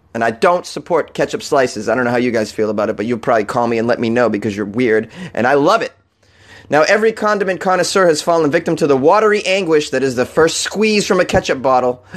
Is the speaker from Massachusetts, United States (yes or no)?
yes; Massachusetts, United States; born and raised in Massachusetts